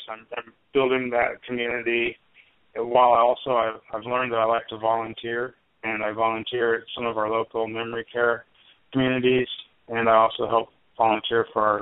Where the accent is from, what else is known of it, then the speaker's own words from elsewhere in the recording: Arkansas, United States; as I mentioned, I I grew up in Arkansas